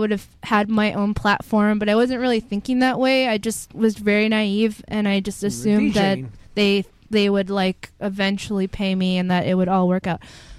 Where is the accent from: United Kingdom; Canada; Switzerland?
Canada; Edmonton, Alberta; moved away as an adult; also born or lived in Queens, New York; now in New York, United States; went back to my hometown of Edmonton, Alberta